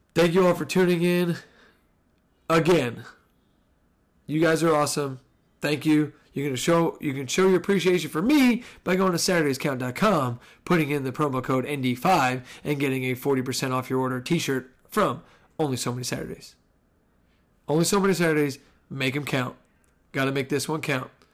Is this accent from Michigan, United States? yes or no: no; New Jersey, United States; we grew up in Jersey